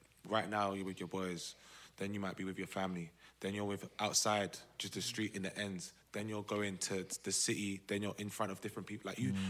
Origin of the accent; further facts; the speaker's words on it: London, United Kingdom; right, I'm from Southeast.